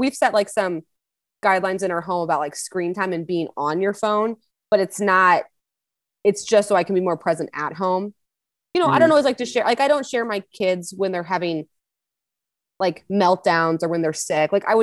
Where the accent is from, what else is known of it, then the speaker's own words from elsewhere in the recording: Missouri, United States; I'm born and raised in Missouri